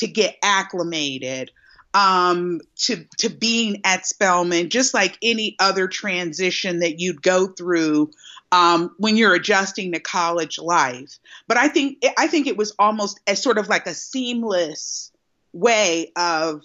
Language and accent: English; Cincinnati, Ohio, United States; I am from Cincinnati, Ohio